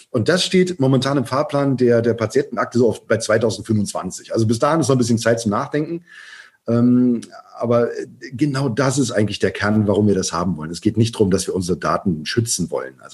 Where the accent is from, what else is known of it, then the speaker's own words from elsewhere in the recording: West Germany, Germany; Ich bin jetzt äh, in, äh, ich bin in der BRD äh, geboren, groß groß geworden.